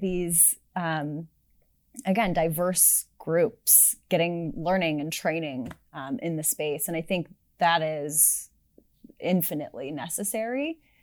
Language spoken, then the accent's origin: English; Sunnyvale, California, United States; I grew up in Silicon Valley, as you mentioned, actually in Sunnyvale